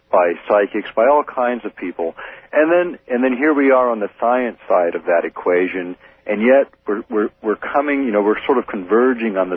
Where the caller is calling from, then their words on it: Fairbanks, Alaska, United States; I'm calling from Fairbanks.